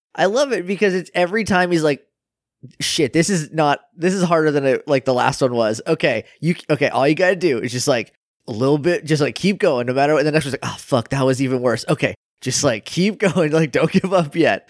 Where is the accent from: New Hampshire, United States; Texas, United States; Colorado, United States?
New Hampshire, United States; I'm from New Hampshire